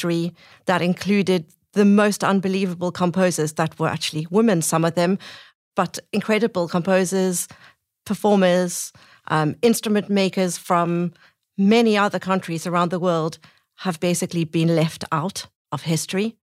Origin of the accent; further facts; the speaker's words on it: Cape Town, Western Cape, South Africa; moved away as an adult; now in Birmingham, United Kingdom; I'm South African originally from Cape Town.